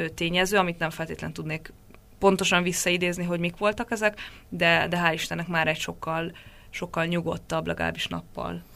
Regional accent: Hungary; moved away; én ott lehetek magyarként, helyi kollégákkal olyan kapcsolatban dolgozhatunk együtt

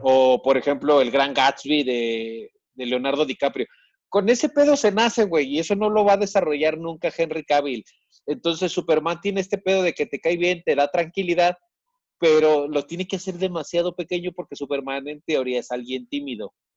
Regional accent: Monterrey, Nuevo León, Mexico; moved away as an adult; now in Mexico City, Mexico; yo me fui de Monterrey a la Ciudad de México por, o sea, sí, por la inseguridad, pero porque quería hacer teatro

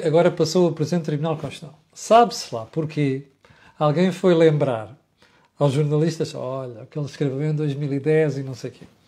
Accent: Portugal; Eu, como português

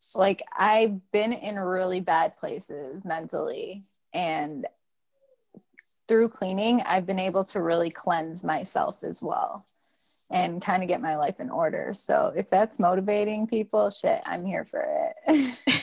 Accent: Detroit, Michigan, United States; I am living here in Detroit, Michigan. This is my hometown

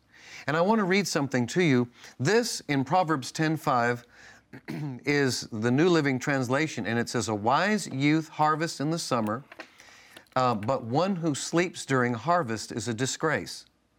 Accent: Northeast, United States; See, I grew up in the Northeast.

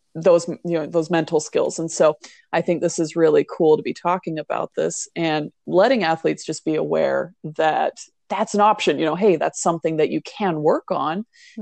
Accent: Hawaii, United States; I come from Hawaii

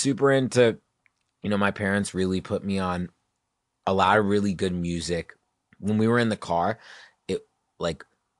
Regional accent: Virginia, United States; In Virginia.

